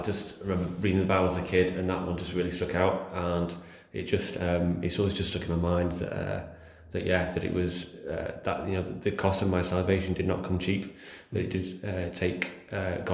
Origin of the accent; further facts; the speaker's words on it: Chorley, North West England, United Kingdom; I'm from Chorley in Lancashire